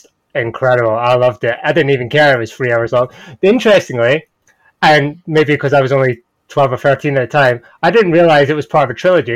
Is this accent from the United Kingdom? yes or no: yes; Scotland, United Kingdom; I'm Scottish.